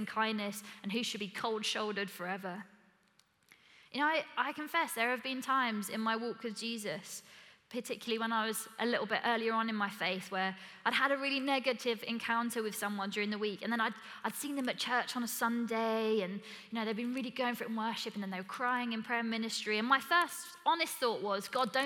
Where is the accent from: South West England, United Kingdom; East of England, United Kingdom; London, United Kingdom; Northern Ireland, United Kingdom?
East of England, United Kingdom; Essex; I'm from Essex